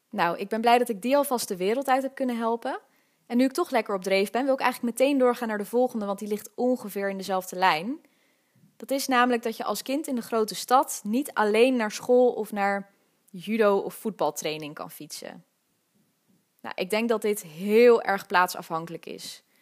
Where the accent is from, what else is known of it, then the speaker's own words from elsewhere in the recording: Amsterdam, North Holland, Netherlands; ik ben geboren in Amsterdam-West, in Nieuw-West, om precies te zijn, in het Slotenvaartziekenhuis. En ik heb ook eigenlijk mijn hele leven in die buurt gewoond.